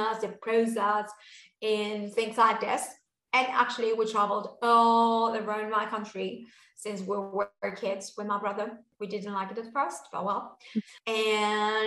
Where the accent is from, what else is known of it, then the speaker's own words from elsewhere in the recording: Buenos Aires, Argentina; I'm from Buenos Aires and I say sho